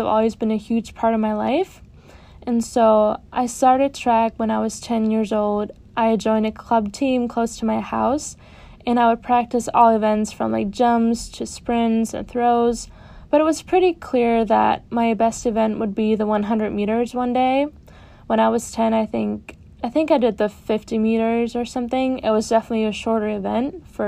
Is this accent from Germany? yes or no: yes; Germany; moved away as an adult; now in near New York City, United States; I was born and raised in Germany, and I came to the United States in the fall of 2018 as a freshman.